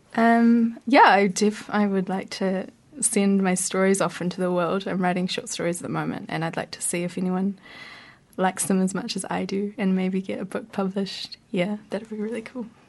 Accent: Gisborne, New Zealand; now in Wellington, New Zealand; I'm from Gisborne originally

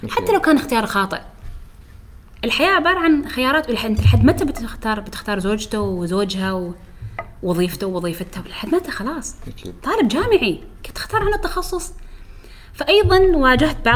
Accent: Syria; ليش لانه لان انا بصفتي سوري

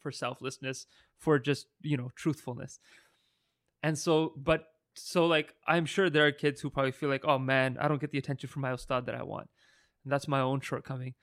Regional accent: Burnaby, British Columbia, Canada; we grew up in Burnaby

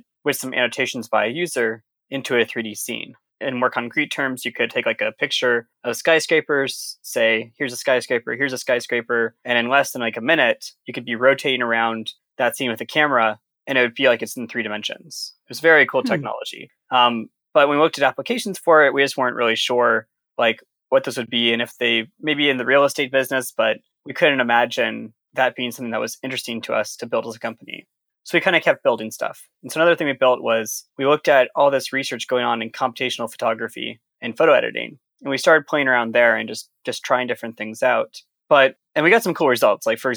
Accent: Sonoma County, California, United States; moved away as an adult; also born or lived in Providence, Rhode Island; I'm originally from Sonoma County in California

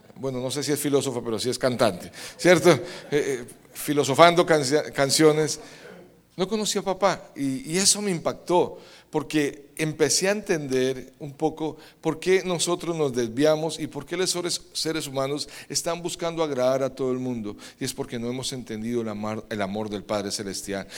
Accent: Colombia; moved away; also born or lived in Medellín

